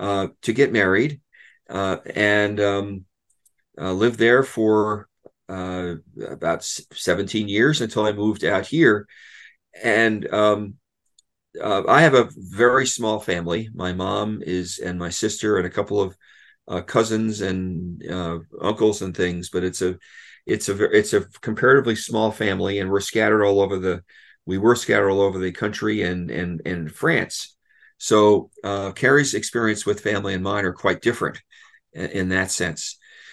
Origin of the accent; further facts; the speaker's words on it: Westchester County, New York, United States; moved away as an adult; also born or lived in New Jersey / Boston / Washington, D.C. / Columbia, Missouri; now in Coos Bay, United States; So I was raised in Westchester County, which is north of New York City, went to college in New Jersey, graduate school in Boston, lived in New York City for 17 years, moved to D.C. for a job, Washington